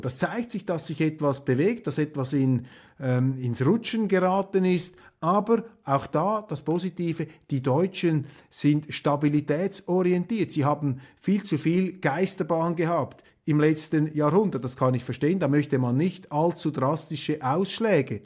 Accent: Switzerland; als Schweizer

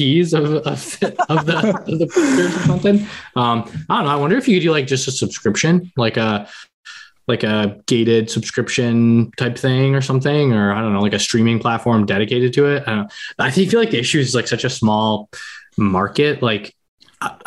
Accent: Canada; We're both Canadian

